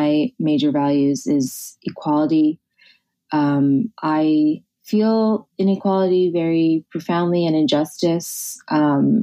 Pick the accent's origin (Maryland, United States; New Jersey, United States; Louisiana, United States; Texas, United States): New Jersey, United States; born or raised there; now in New York, United States